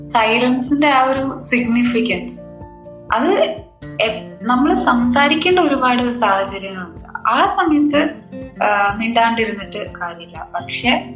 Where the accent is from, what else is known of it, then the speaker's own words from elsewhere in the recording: Ernakulam, Kerala, India; ഞാൻ എറണാകുളത്ത് നിന്നാണ്